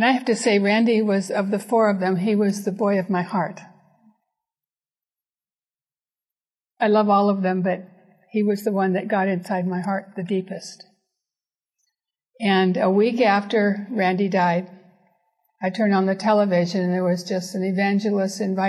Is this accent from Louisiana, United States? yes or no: no; Northern California coast, United States; I grew up on the Northern California coast in an extreme isolation